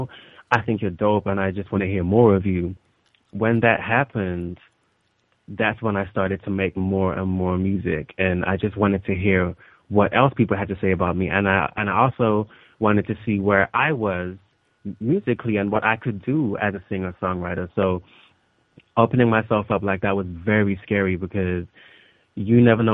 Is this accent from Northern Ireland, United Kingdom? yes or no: no; London, United Kingdom; also born or lived in Los Angeles; we came back to London. So I've kind of been growing up in London